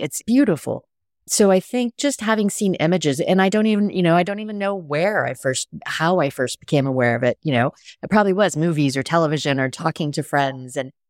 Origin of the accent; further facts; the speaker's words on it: Sweetwater, Texas, United States; also born or lived in England / Hawaii / Washington; I was born in Texas, Sweetwater, Texas, a tiny little town. But I grew up a little bit all over. My dad was in the military, so total military brat. So lived in Texas and England and Hawaii and Washington, and the list goes on.